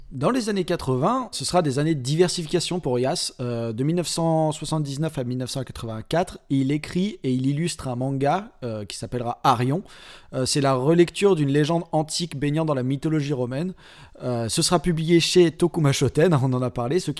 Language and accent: French; France